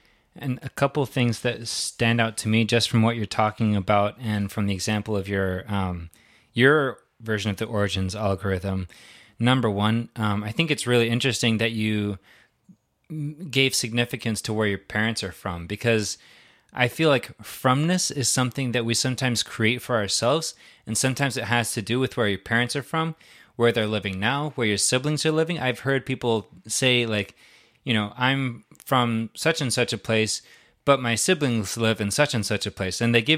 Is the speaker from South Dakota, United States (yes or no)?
yes; South Dakota, United States; born there; yeah, my journey started in South Dakota